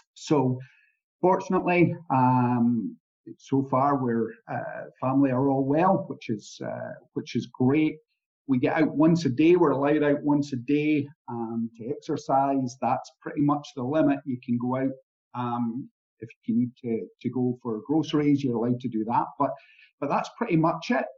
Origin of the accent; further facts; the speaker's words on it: Scotland, United Kingdom; i come from Scotland